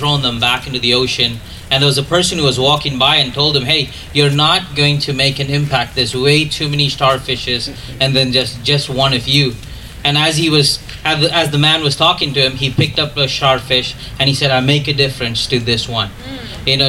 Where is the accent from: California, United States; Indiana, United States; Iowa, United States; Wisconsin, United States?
Wisconsin, United States; Grafton; I'm from Grafton